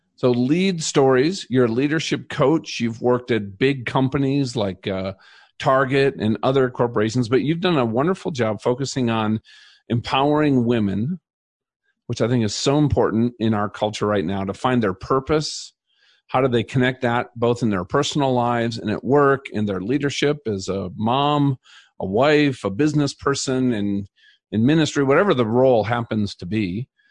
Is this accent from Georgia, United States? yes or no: no; Minnesota, United States; now in Colorado, United States; I grew up in Minnesota